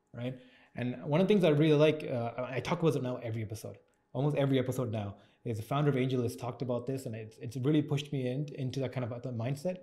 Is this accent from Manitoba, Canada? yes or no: no; Toronto, Ontario, Canada; I grew up in Scarborough